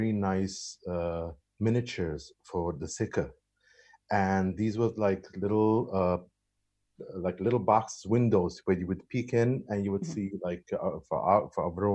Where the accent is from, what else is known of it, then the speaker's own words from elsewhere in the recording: New York City, New York, United States; born and raised in Brooklyn, Williamsburg, Brooklyn, the Hasidic part of Williamsburg.